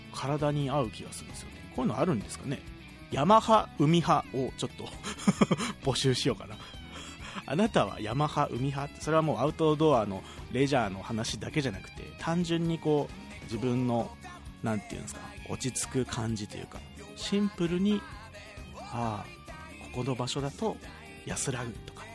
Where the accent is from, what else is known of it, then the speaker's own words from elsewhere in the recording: Kagawa, Japan; moved away; 香川の実家から